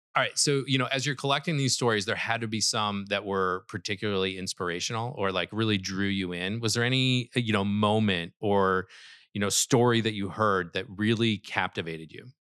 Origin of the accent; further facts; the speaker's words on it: Midwest, United States; I'm from the Midwest